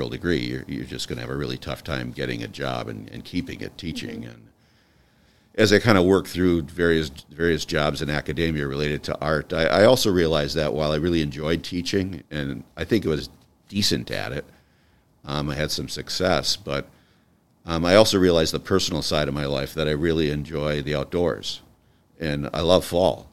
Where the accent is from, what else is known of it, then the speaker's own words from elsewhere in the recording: Milwaukee, Wisconsin, United States; moved away; I grew up in the Milwaukee area